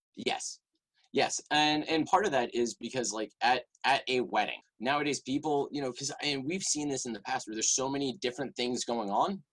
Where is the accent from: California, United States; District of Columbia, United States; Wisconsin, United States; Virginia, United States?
Virginia, United States; Richmond; also born or lived in Chapel Hill, North Carolina; I'm actually from Richmond, Virginia